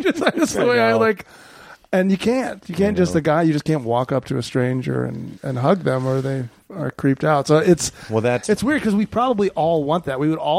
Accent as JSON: {"language": "English", "region": "Wisconsin", "country": "United States", "said": "I'm from Wisconsin. And then we moved around a bit. Yeah, so my dad was a pastor. I grew up learning music in church."}